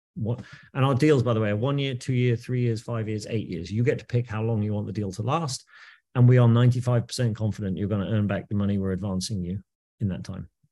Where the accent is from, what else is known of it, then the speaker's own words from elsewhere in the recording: United Kingdom; moved away as an adult; also born or lived in New York, United States; now in New Jersey, United States; I am British. Uh, but I moved to New York in the year two thousand